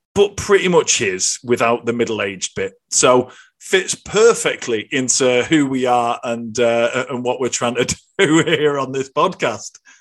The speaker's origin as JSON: {"language": "English", "region": "the north of England", "country": "United Kingdom", "moved": "yes", "lives_now": "Ireland", "said": "I've got two Scottish parents. I come from Northern England and I live in Ireland"}